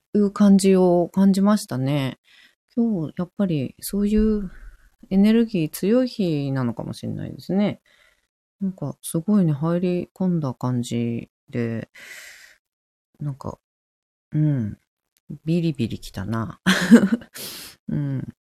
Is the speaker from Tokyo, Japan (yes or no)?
no; Fukushima, Japan; 私は福島で生まれて、福島で育ってる